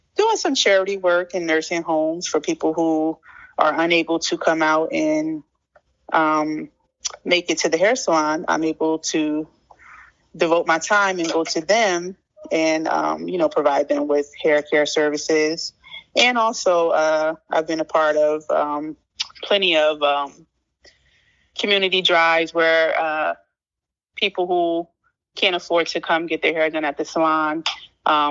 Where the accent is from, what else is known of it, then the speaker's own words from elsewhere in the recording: Plainfield, New Jersey, United States; I was born and raised in Plainfield, New Jersey.